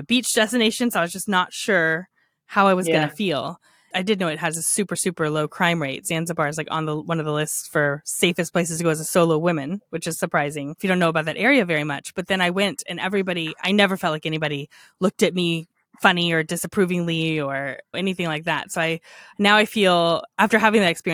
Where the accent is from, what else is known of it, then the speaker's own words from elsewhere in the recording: United States; As an American